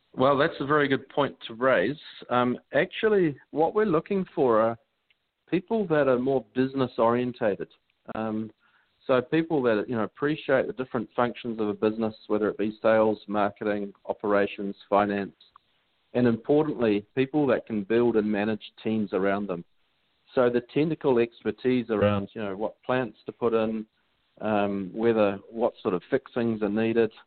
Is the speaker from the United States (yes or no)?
no; New Zealand; accent: Kiwi; I am from New Zealand, so you're listening to a pretty healthy Kiwi accent